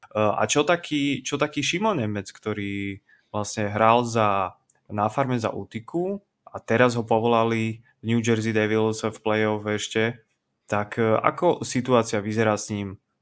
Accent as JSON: {"language": "Slovak", "country": "Slovakia", "said": "my Slováci"}